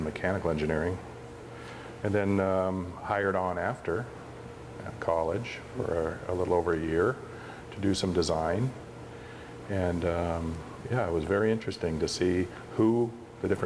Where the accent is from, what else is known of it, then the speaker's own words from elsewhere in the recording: Sonoma County, Northern California, United States; moved away as an adult; now in Oregon, United States; I grew up in Northern California in Sonoma County, wine country, and ended up doing some engineering down there prior to moving up here